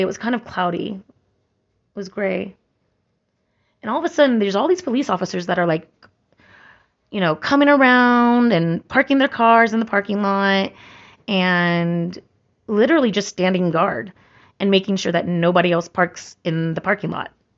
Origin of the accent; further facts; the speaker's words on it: Santa Cruz, California, United States; moved away; my hometown of Santa Cruz